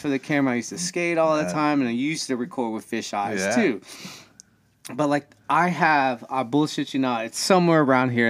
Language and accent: English; Houston, Texas, United States; I'm from the north side, because I grew up on Gulf Bank and 45